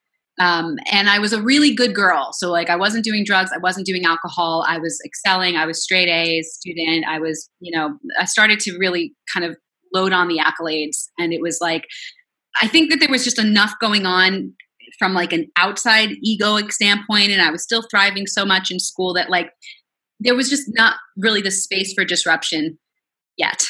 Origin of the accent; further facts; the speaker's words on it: Long Island, New York, United States; moved away as an adult; also born or lived in Queens, New York; now in Los Angeles, United States; I was born in Queens, raised on Long Island. I'm a New Yorker to the core, but now I'm in LA.